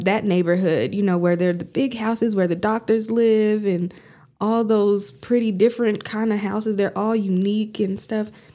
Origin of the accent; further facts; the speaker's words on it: Amarillo, Texas, United States; I'm from Amarillo